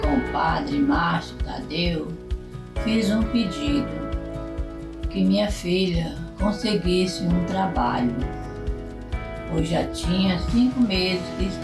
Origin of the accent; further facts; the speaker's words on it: Nova Venécia, Espírito Santo, Brazil; sou do interior de Nova Venécia, Espírito Santo.